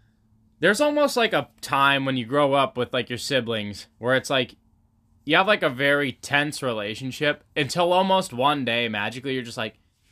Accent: Waldport, Oregon, United States; You know, we're in Newport. We grew up in Walport.

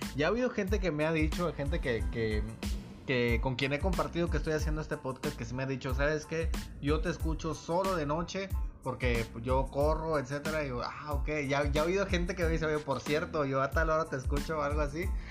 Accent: Mexico; que hicieron sus asentamientos aquí en México

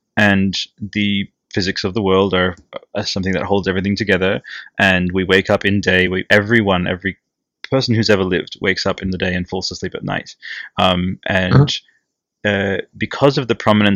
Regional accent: Italy; English is a second language; moved away; I grew up in Italy, and my English for a long time was just like bleh

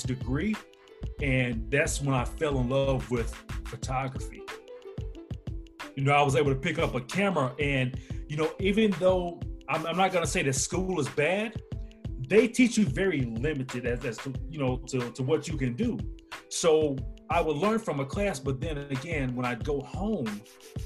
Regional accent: Huntsville, Alabama, United States; now in Greenville, United States; I'm from Huntsville, Alabama

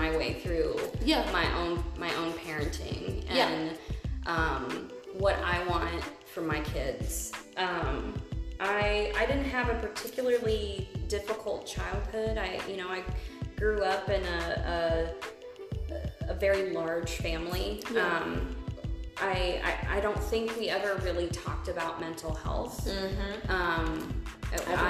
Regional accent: Midwest, United States; now in Omaha, United States; Living and growing up in the Midwest

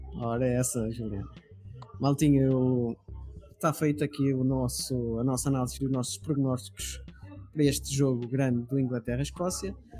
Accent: Portugal; eu como português

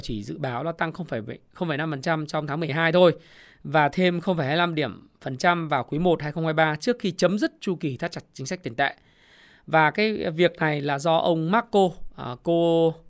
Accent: Ha Long, Quang Ninh, Vietnam; Quảng Ninh, Hạ Long quê tôi

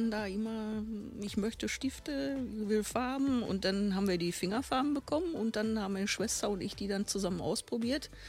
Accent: Bochum, North Rhine-Westphalia, Germany; born there; ich bin in Bochum geboren.

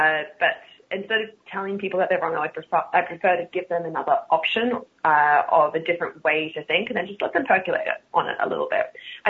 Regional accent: Australia; accent: Australian; In my Australia, in my Australian accent, R's aren't a thing that exists in the first place.

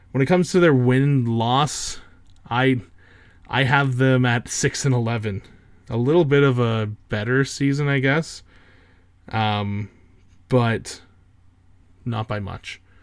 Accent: Canada; I'm Canadian

